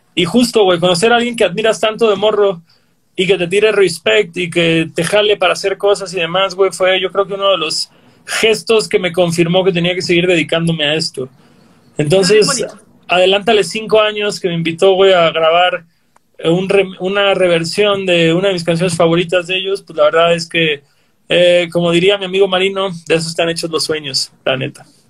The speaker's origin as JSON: {"language": "Spanish", "town": "Cancún", "region": "Quintana Roo", "country": "Mexico", "tie": "born or raised there", "said": "creciendo en Cancún éramos 30 morros que oíamos punk melódico"}